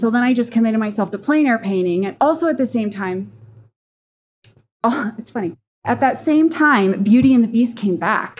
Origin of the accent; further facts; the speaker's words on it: Cheyenne, Wyoming, United States; also born or lived in Denver, Colorado; I grew up in a rural area, so I was born in Denver, but I grew up in Cheyenne.